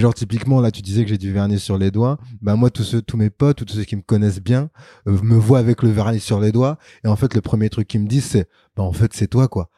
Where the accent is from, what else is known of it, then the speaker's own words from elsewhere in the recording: Sarcelles, Île-de-France, France; j'ai grandi en banlieue, à Sarcelles, donc dans le 95, donc Val d'Oise